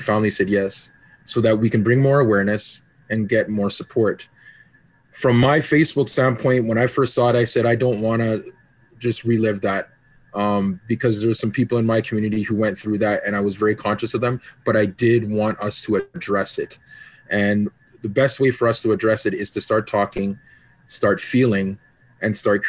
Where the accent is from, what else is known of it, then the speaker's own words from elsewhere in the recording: Canada; also born or lived in Jamaica / Grenada; I mean, I'm Jamaican and Canadian and Grenadian.